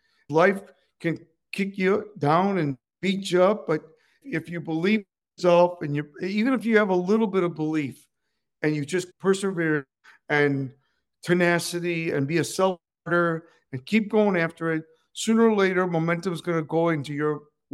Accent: Cuba; English is a second language; moved away; also born or lived in Joliet, Illinois / Southern California; I was born in Cuba, and we escaped.

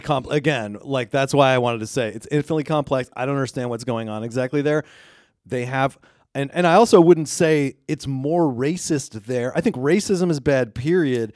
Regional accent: United States; we're from the United States

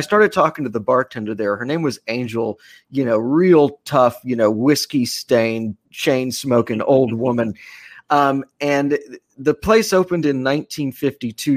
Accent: Austin, Texas, United States; moved away; my hometown of Austin

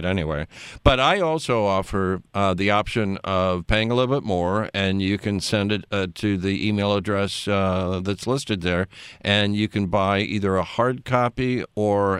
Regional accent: Los Angeles, California, United States; moved away as an adult; also born or lived in Washington; I grew up in Brentwood, and that was like going out in the country

